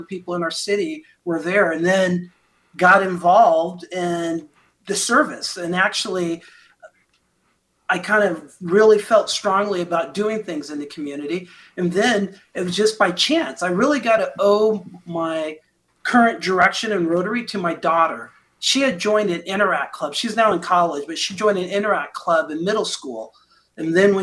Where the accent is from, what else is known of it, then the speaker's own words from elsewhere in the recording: Fairbanks, Alaska, United States; also born or lived in Indiana; now in Plano, Texas, United States; I was born in Fairbanks, Alaska.